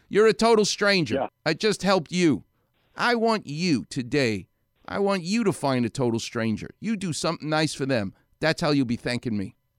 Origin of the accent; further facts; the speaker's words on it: New York City, New York, United States; moved away; I'm a New Yorker